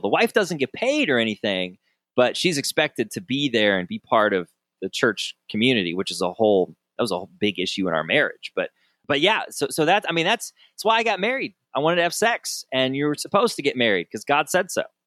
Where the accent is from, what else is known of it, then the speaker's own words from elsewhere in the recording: Southern Michigan, United States; growing up in Sou-, in Southern Michigan